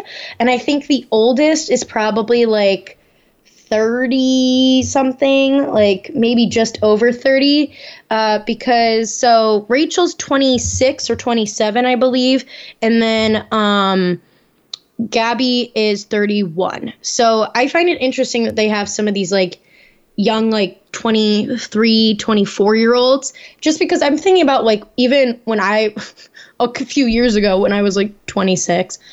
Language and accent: English; Naperville, Illinois, United States; my hometown, Naperville